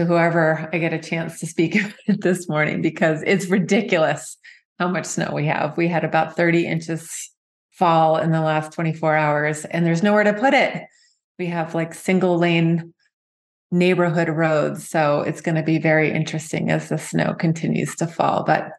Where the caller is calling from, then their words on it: Park City, Utah, United States; And I'm calling in from Park City, our retreat center called Heart Space.